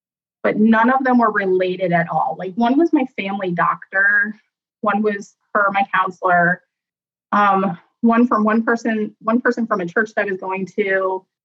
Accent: Columbus, Ohio, United States; also born or lived in Shreveport, Louisiana; I grew up here in the Columbus, Ohio area all of my life

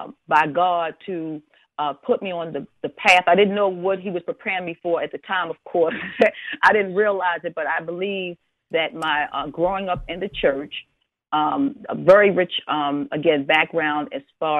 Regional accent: Baltimore, Maryland, United States; I grew up in the Forest Park section of Baltimore City

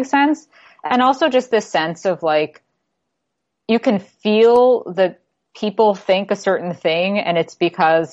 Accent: New York City, New York, United States; now in Toronto, Canada; I'm from New York City originally

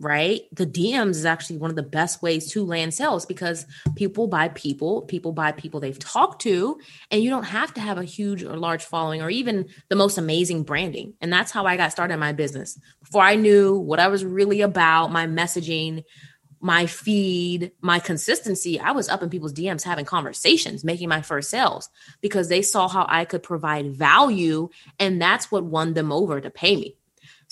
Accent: Washington, District of Columbia, United States; I'm from Washington, D.C.

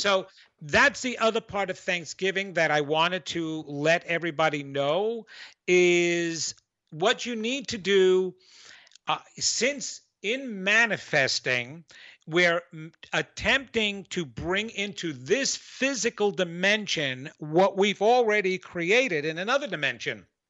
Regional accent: New York, United States; accent: New York; that was my New York accent

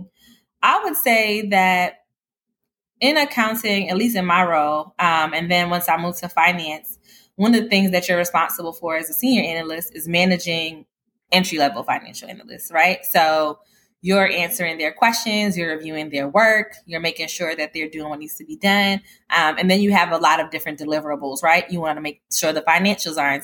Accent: New York City, New York, United States; moved away; I'm originally from Brooklyn, New York

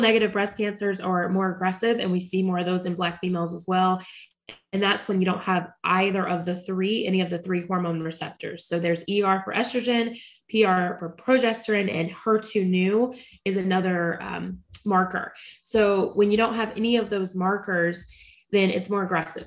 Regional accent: Charlotte, North Carolina, United States; I am born and raised in Charlotte, North Carolina

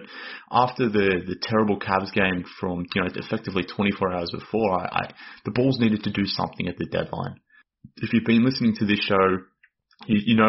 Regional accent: Australia; accent: Australian; based on my accent, but I'm based in Australia.

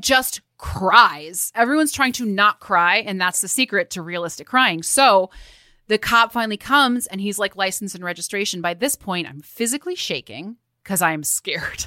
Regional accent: Midwest, United States; as a Midwesterner

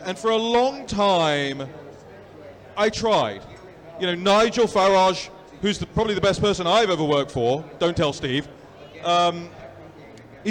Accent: London, United Kingdom; moved away; I was born and raised in London.

